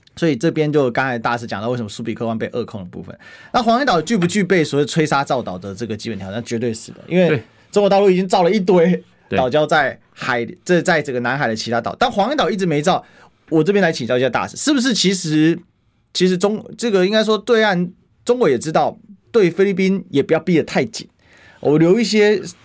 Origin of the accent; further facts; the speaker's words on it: Taiwan; 我们台湾人